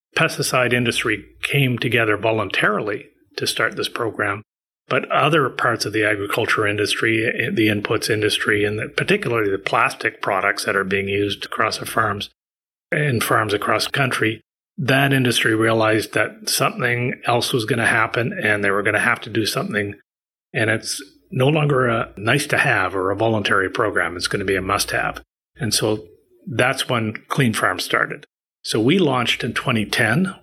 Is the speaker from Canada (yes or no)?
yes; Prince Edward Island, Canada; moved away as an adult; also born or lived in Vancouver, British Columbia / Halifax, Nova Scotia; now in Toronto, Canada; I was born in Vancouver, moved to the East Coast, Prince Edward Island, where I partly grew up. And then uh, when I went to university, I went to Halifax and I stayed there for 22 years